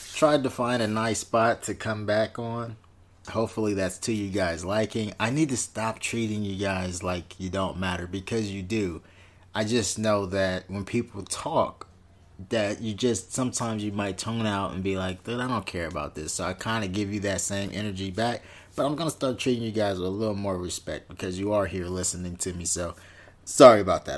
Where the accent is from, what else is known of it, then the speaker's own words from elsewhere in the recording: Inglewood, California, United States; my hometown, which is in Inglewood